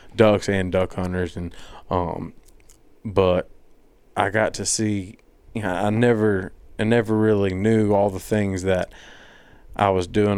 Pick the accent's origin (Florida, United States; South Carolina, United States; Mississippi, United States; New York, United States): Mississippi, United States; Madison; I'm from Madison